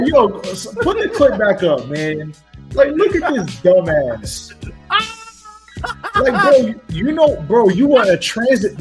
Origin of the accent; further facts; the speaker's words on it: New York, United States; a New Yorker who lived there for most of his life